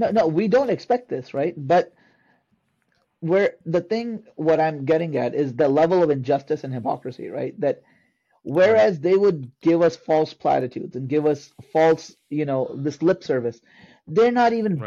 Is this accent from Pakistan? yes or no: yes; Pakistan; I'm a Pakistani Sayyid of Sayyid descent, meaning I'm of Arab descent, of Hijazi descent